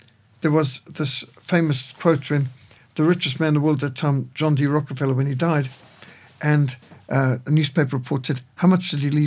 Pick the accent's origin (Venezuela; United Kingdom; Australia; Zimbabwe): Zimbabwe; also born or lived in Fort Victoria; I grew up in Rhodesia